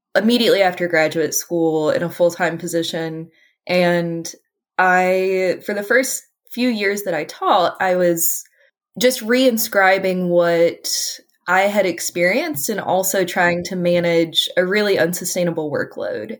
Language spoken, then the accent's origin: English; Appalachia, United States; I'm an Appalachian